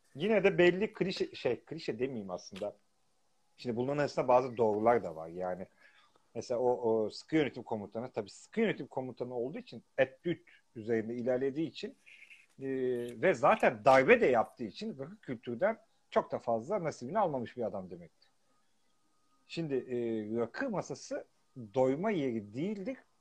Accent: Turkey; now in London, United Kingdom; biz Türkiye'liyiz artık

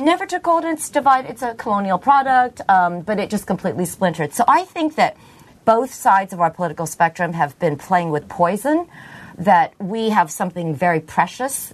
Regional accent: Philippines; now in United States; I'm from the Philippines

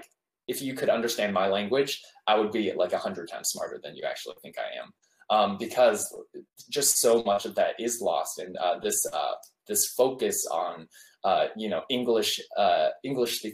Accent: United States; I'm Korean American, but I don't know Korean super well because I grew up in America almost my entire life

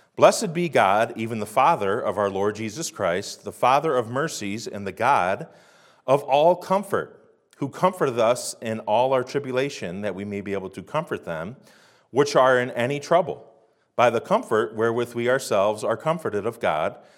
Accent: United States

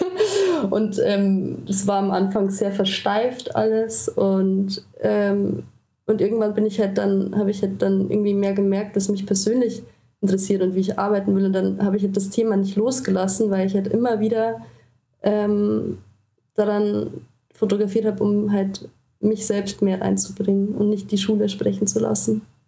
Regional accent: Traunstein, Bavaria, Germany; accent: Bavarian; moved away as an adult; also born or lived in Austria / Berlin; Also ich bin wirklich so in so einem Weiler aufgewachsen

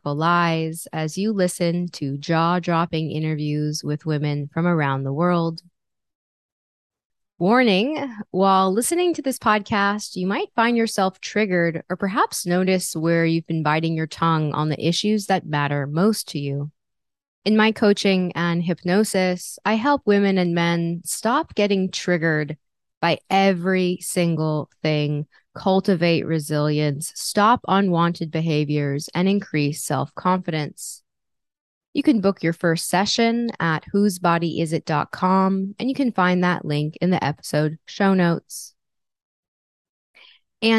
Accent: New York City, New York, United States; I'm from New York City

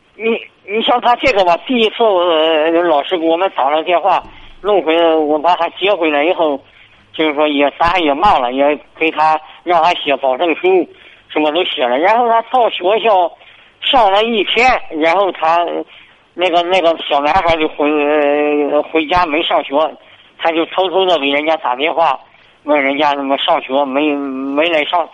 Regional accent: Xingtai, Hebei, China; 我是石家庄，呃，邢台这边的

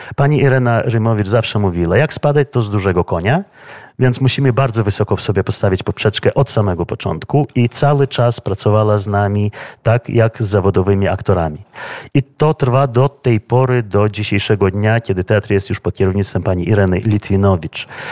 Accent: Vilnius, Vilnius County, Lithuania; przyszedłem do tego teatru w 1978 roku w wieku 15 lat, będąc uczniem szkoły średniej imienia y, Szymona Konarskiego, wczesnej 29 średniej szkoły w Wilnie

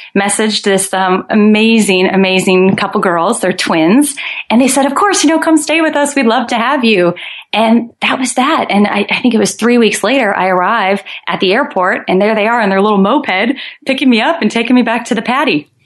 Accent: Omaha, Nebraska, United States; now in Santa Cruz, United States; I'm originally from Omaha, Nebraska

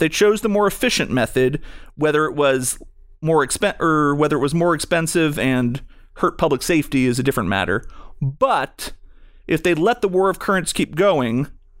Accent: Chicago, Illinois, United States; I just want to know, as a Chicagoan, if you guys have any plans to get back on track.

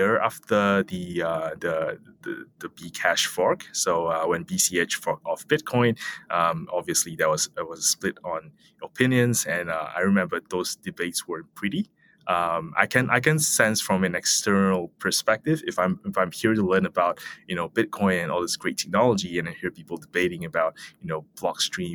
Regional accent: Malaysia; I come from Malaysia

